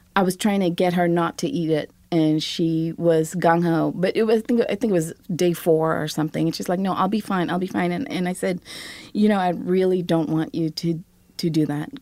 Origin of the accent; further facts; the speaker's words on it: Seremban, Negeri Sembilan, Malaysia; now in Brooklyn, United States; Saramba, my, my hometown, is this small, sleepy town, and yet it's so vibrant with food culture. I just, I grew up there.